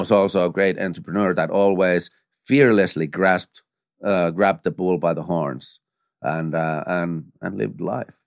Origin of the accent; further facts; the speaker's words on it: Finland; moved away as an adult; now in United States; I come from Finland